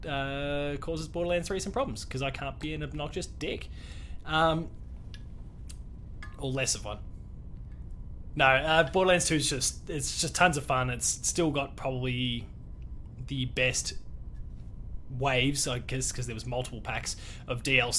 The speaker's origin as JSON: {"language": "English", "country": "Australia", "said": "being Australian"}